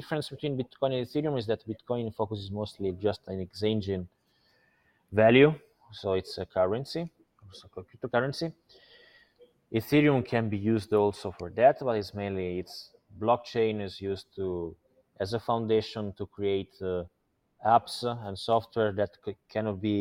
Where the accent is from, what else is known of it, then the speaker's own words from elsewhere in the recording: Italy; moved away as an adult; now in Malta; I was born in Italy 34 years ago. I spent last 10 years in Malta